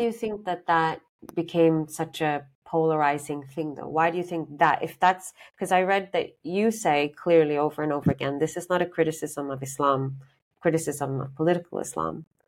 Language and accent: English; Sri Lanka; moved away; I'm from Sri Lanka